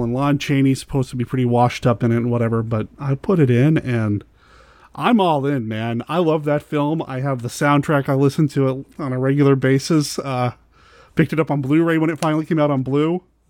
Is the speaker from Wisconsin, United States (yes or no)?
no; Arizona, United States; born there; I was born in Arizona.